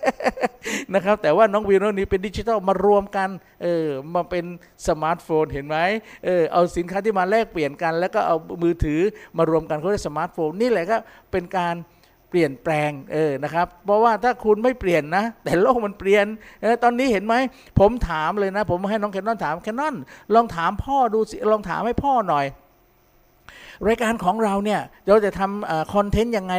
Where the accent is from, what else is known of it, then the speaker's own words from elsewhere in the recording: Southern Thailand, Thailand; accent: southern; ผมเนี่ยเป็นคนใต้